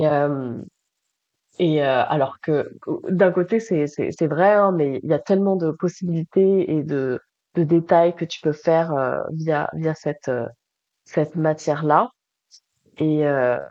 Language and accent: French; Toulouse, Occitania, France; now in Montreal, Canada; Je suis une fille du soleil, je viens de Toulouse